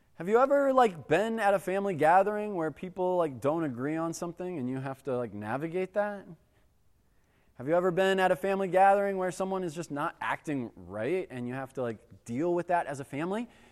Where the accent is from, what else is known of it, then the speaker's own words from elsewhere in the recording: United States; we as American Christians